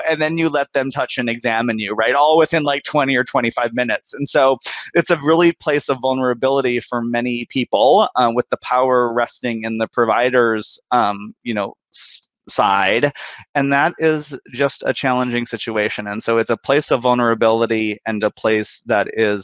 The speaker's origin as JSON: {"language": "English", "town": "Bismarck", "region": "North Dakota", "country": "United States", "tie": "born or raised there", "moved": "yes", "said": "I'm originally from Bismarck, North Dakota"}